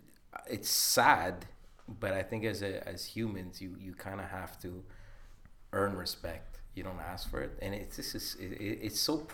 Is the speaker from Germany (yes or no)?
no; Montreal, Quebec, Canada; besides my accent, that I can't escape. It's amazing that I learned in St. Leonard.